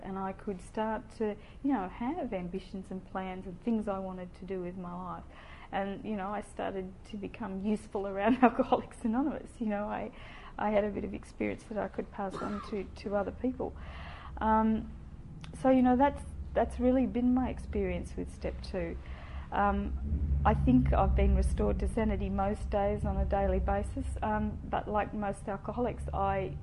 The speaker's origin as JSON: {"language": "English", "region": "Tasmania", "country": "Australia", "tie": "born or raised there", "moved": "yes", "said": "the town where I grew up in Tasmania"}